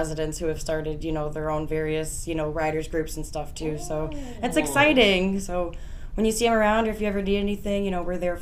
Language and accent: English; Aurora, Illinois, United States; I'm from Aurora, born and raised